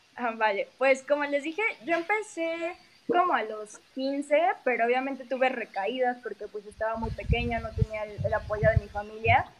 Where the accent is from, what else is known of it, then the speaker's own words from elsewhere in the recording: Mexico City, Mexico; soy de la Ciudad de México